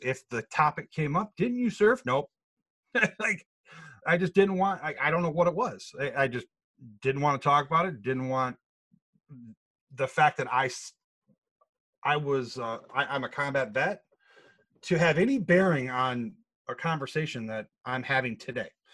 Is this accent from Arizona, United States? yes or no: no; Grand Rapids, Michigan, United States; born and raised in Grand Rapids, um, uh, Michigan